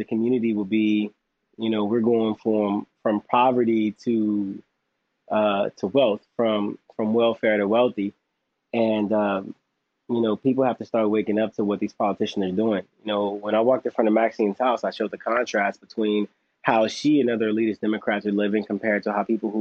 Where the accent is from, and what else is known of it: Los Angeles, California, United States; born or raised there